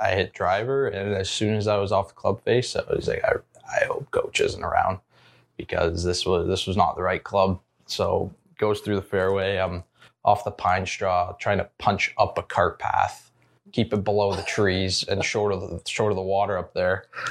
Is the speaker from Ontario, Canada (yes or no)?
yes; Ontario, Canada; moved away as an adult; Zach and Coug and myself, the, the Canadian guys